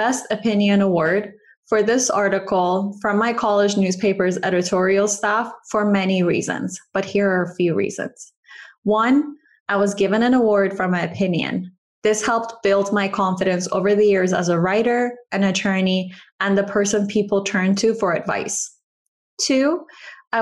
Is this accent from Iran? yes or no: yes; Iran; moved away; I grew up in Iran